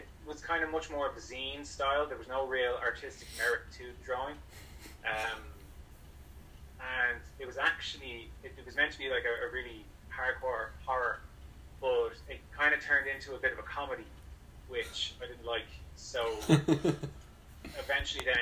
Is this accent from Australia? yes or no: no; Ireland; I'm from Ireland, so we're such a small country